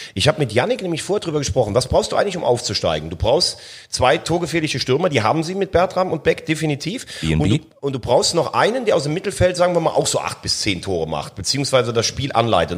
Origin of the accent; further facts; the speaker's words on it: near Koblenz, Rhineland-Palatinate, Germany; Ich komme mal halt aus der Nähe von Koblenz